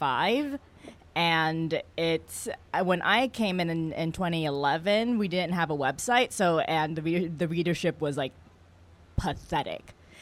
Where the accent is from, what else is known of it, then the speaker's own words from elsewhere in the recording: West Coast, United States; I just call it boba because I'm from the West Coast and that's what we call all milk teas.